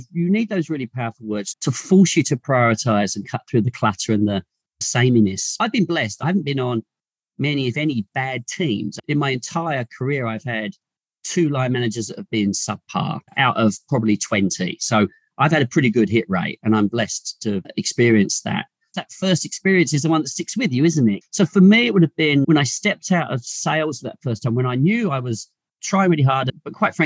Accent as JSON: {"language": "English", "region": "England", "country": "United Kingdom", "tie": "born or raised there", "moved": "as an adult", "lives_now": "Australia", "said": "I was born in England and joined Mars in the early to mid-90s. And then I emigrated to Australia with my wife"}